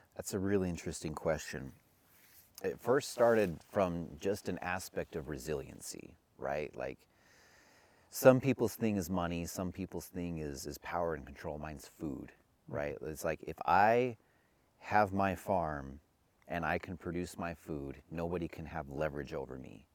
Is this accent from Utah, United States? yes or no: yes; Utah, United States; growing up in Utah